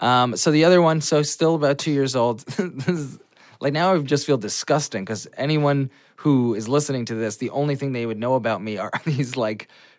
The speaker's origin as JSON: {"language": "English", "town": "Old Bridge", "region": "New Jersey", "country": "United States", "tie": "born or raised there", "said": "New Jersey. Old Bridge, New Jersey"}